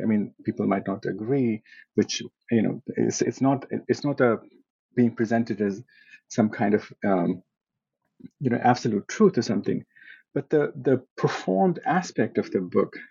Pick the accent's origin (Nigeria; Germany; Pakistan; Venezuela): Pakistan; moved away as an adult; now in United States; I was born in Pakistan and I went to high school there. Then I came to the US as an undergraduate student